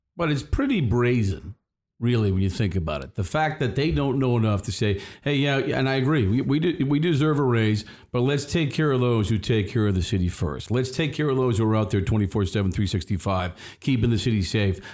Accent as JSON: {"language": "English", "town": "Boston", "region": "Massachusetts", "country": "United States", "tie": "born or raised there", "said": "We are from Boston. We grew up in the city"}